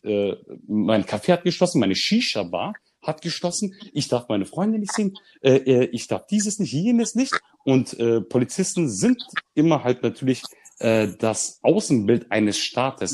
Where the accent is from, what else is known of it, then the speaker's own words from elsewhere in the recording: Germany; als Deutscher mit Migrationshintergrund